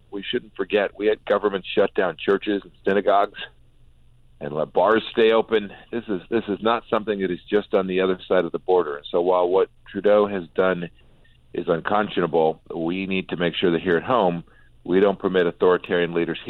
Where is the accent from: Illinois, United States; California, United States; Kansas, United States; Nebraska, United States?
Kansas, United States; Wichita; I'm from Wichita.